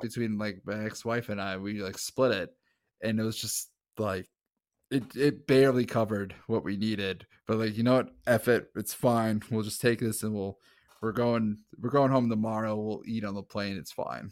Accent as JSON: {"language": "English", "town": "St. Cloud", "region": "Minnesota", "country": "United States", "said": "I'm from Saint Cloud, Minnesota."}